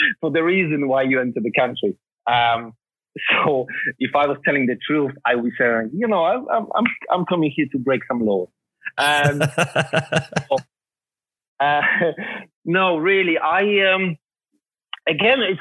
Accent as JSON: {"language": "English", "country": "Poland", "tie": "born or raised there", "moved": "yes", "said": "I was born in Poland"}